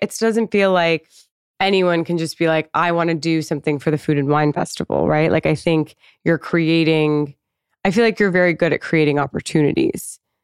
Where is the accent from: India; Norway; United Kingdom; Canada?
Canada; now in United States; I'm also Canadian